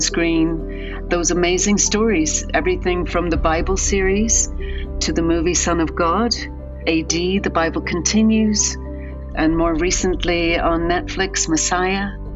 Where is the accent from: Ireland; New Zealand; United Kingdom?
Ireland; now in United States; I'm originally from Ireland, and I've lived in America for a very long time